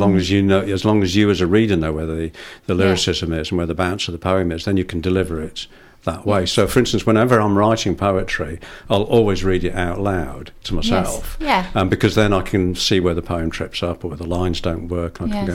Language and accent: English; Wales, United Kingdom; I mean, I'm Welsh and I'm thinking, why hasn't he got a Welsh voice?